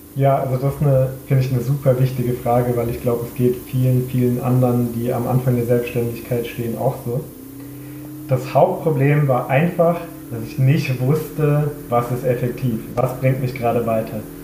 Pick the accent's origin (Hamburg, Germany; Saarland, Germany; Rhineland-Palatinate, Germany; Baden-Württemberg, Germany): Baden-Württemberg, Germany; Freiburg; moved away as an adult; now in Vienna, Austria; bin ich ursprünglich aus Deutschland, nämlich aus Freiburg. Aber ich wohne mittlerweile seit zehn Jahren in Wien